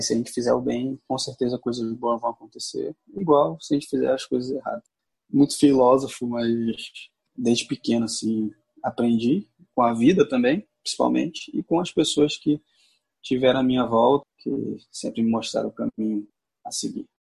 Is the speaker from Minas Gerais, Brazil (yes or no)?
no; Rio de Janeiro, Brazil; Nasci e fui criado na Rocinha